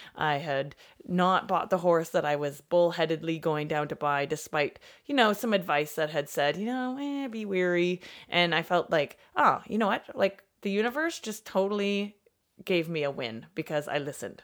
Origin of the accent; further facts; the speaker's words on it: Canada; I'm Canadian